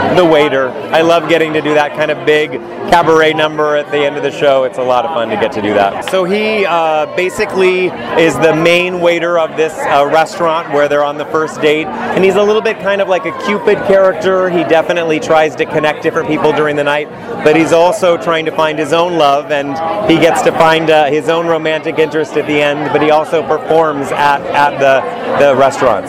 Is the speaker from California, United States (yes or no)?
yes; California, United States; I grew up here in California